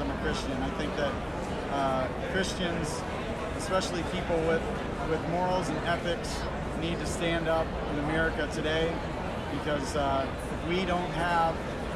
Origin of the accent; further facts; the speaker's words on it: Eastern Washington, United States; I'm coming from Washington State, not to be confused with the other Washington. And I'm from Eastern Washington